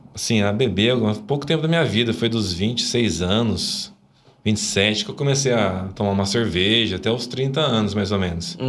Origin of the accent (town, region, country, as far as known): Itajubá, Minas Gerais, Brazil; born or raised there; moved away as an adult; also born or lived in Guarulhos, São Paulo; now in Brodowski, Brazil